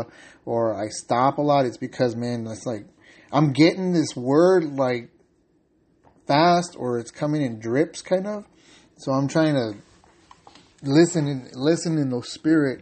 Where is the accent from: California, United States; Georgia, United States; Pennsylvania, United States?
California, United States; San Diego; moved away; I'm originally from San Diego, California